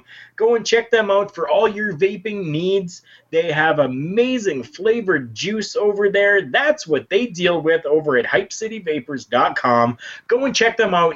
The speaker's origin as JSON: {"language": "English", "country": "Canada", "said": "we are Canadian"}